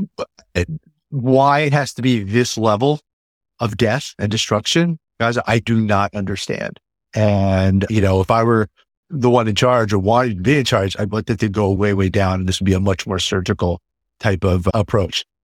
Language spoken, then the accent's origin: English; New York area, United States; also born or lived in Jerusalem, Israel / Southeast Massachusetts; now in Massachusetts, United States; I grew up in the New York area